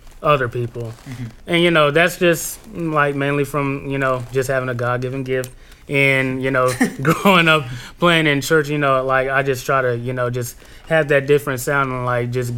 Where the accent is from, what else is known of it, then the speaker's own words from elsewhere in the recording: San Antonio, Texas, United States; moved away as an adult; now in Seattle, United States; I'm from San Antonio